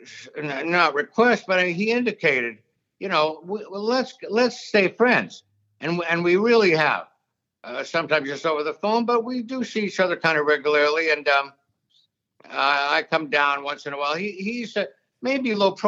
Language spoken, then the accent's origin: English; Thunder Bay, Ontario, Canada; now in New York, United States; up in Thunder Bay in Canada in my day